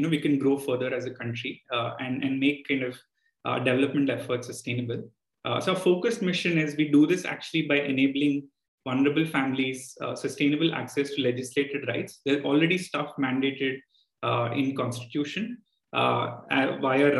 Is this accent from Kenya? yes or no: no; Andhra Pradesh, India; my home state as well, Andhra Pradesh